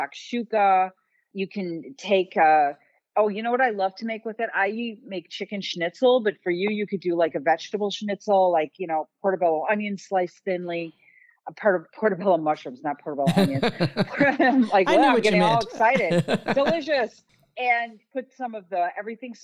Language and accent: English; Chicago, Illinois, United States; I'm from Chicago